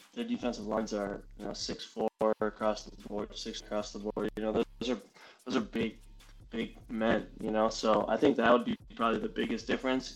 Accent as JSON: {"language": "English", "region": "Minnesota", "country": "United States", "tie": "born or raised there", "said": "I grew up in Minnesota"}